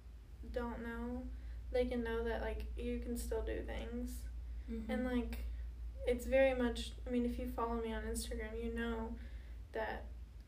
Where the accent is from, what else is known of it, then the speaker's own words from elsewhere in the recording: Texas, United States; moved away; I'm from Texas, and so that's the only way that I text my family, but, like, my family from Texas